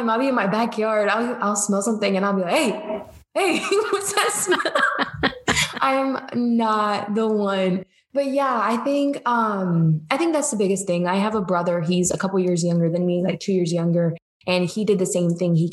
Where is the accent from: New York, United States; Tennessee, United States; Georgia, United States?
Georgia, United States; also born or lived in Cleveland; And so I used to say I'm from Cleveland, but I'm officially been in Georgia longer. Mm-hmm. So um, when I was seven, I came to Georgia and I've just lived here.